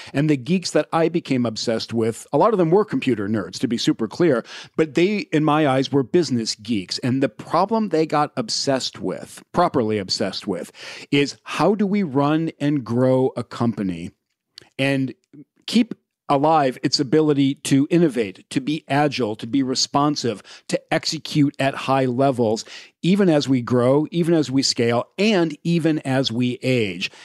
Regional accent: Indiana, United States; I grew up in the middle of the country in Indiana

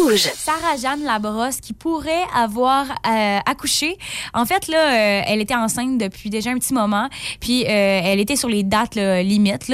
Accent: Forestville, Quebec, Canada; Je viens de Forestville

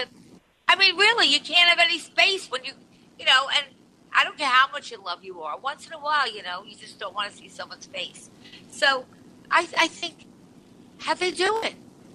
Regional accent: Long Island, New York, United States; moved away as an adult; now in New York City, United States; I was born on Long Island

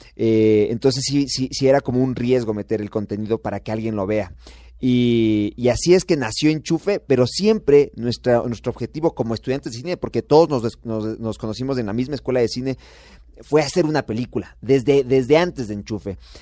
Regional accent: Ecuador; Nosotros nacimos en Ecuador

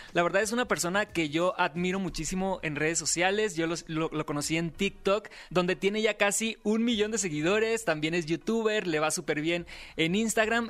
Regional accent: Sinaloa, Mexico; Soy sinaloense

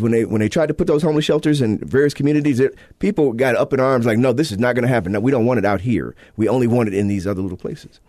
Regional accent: Illinois, United States; now in Utah, United States; my state of Illinois, my home state, uh, my native state of Illinois

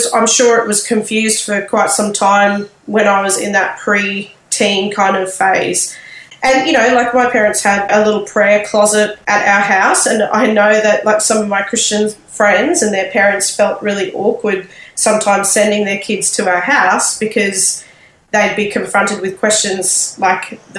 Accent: Sydney, New South Wales, Australia; now in Brisbane, Australia; I was born in Sydney and was raised there

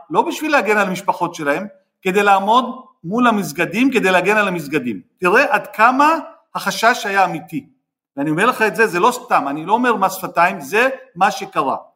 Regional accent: Jaffa, Tel Aviv District, Israel; אני נולדתי ביפו, והשכנים שלנו היהודים בחדר, מה שנקרא, עם אותם שירותים ואותה חצר

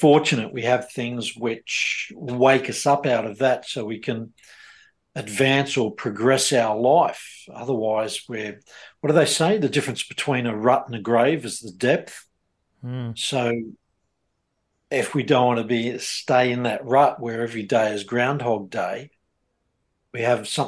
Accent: Australia; the life I was brought up in Australia

